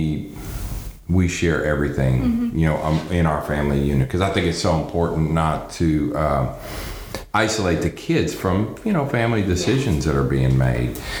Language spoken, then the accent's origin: English; Pittsburgh, Pennsylvania, United States; moved away as an adult; now in Texas, United States; So I'm originally from the East Coast, grew up just outside of Pittsburgh.